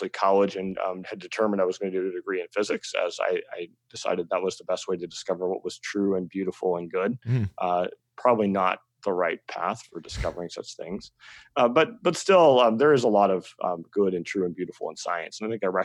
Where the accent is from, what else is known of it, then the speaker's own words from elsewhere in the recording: Northern California, United States; moved away; I grew up in Northern California, as I just sort of mentioned in the sticks